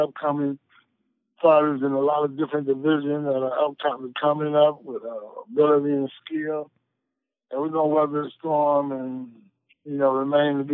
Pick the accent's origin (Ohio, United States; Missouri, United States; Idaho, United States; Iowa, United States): Ohio, United States; Columbus; Growing up in Columbus, Ohio